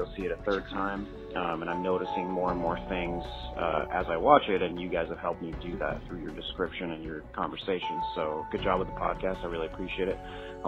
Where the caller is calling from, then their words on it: Oakland, California, United States; I'm calling from Oakland, California.